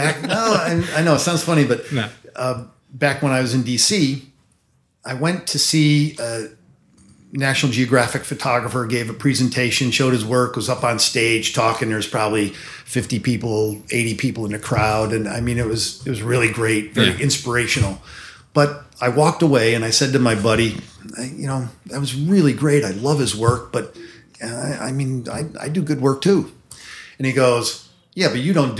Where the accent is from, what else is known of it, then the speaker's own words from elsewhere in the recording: Rhinebeck, New York, United States; now in New York City, United States; I was actually born up in the Hudson Valley.